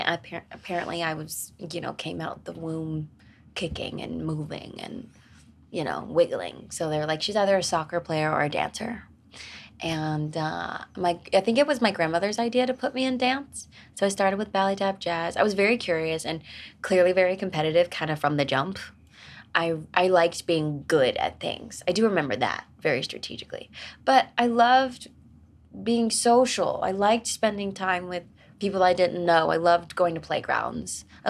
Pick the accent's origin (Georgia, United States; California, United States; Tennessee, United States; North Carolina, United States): North Carolina, United States; Wilmington; Well, I was born in Wilmington, North Carolina, and I lived with my grandmother and my mom at the time.